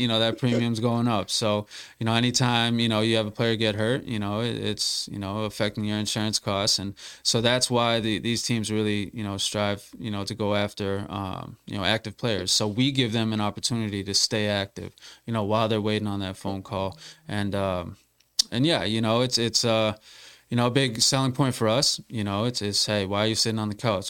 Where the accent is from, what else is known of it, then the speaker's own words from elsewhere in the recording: Massachusetts, United States; I'm from Massachusetts